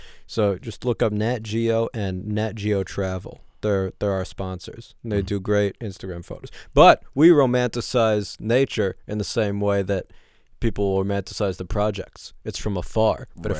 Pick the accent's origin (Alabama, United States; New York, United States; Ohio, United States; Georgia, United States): New York, United States; New York City; I grew up in Manhattan, yes. The non-projects.